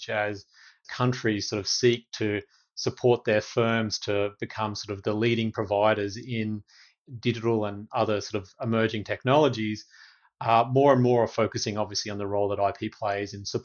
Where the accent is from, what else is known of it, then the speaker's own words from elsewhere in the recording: Australia; now in Washington, D.C., United States; an Australian based in DC